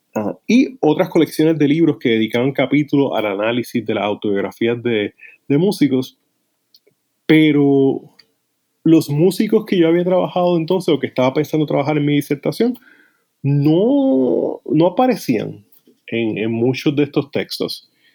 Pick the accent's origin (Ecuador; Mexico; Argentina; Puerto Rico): Puerto Rico; also born or lived in United States; yo crecí en, Puerto Rico.